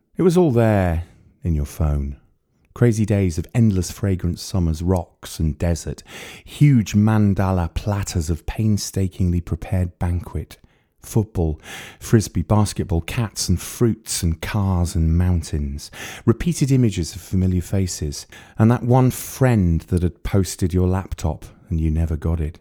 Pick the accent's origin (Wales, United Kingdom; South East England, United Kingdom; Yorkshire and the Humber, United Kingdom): Wales, United Kingdom; moved away; I grew up near there. I grew up in Wales.